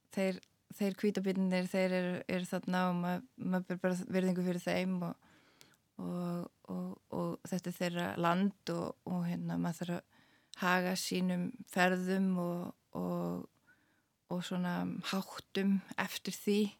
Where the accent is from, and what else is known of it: Iceland; moved away as an adult; also born or lived in Svalbard